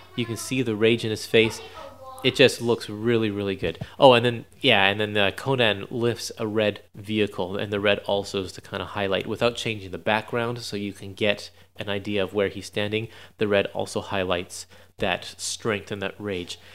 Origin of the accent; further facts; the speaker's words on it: Canada; I'm Canadian